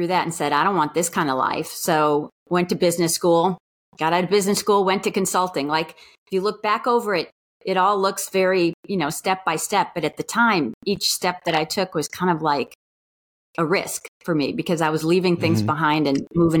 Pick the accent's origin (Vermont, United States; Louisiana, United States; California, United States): California, United States; San Diego; I grew up in San Diego, California